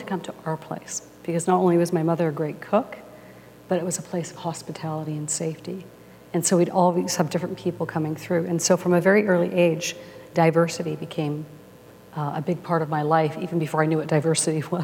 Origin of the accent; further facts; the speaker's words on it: Winnipeg, Manitoba, Canada; from the time I was 6 years old, I grew up in Winnipeg